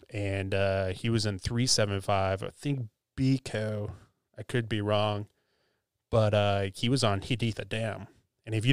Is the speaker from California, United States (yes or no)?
no; Virginia, United States; I came from Virginia, so DC area, so I, it was kind of a nice change of pace.